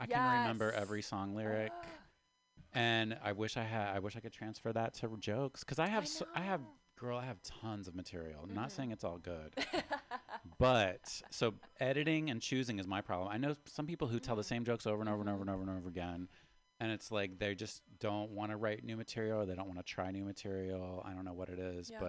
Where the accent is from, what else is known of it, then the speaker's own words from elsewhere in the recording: West Virginia, United States; also born or lived in Baltimore, Maryland; now in San Francisco, United States; growing up in West Virginia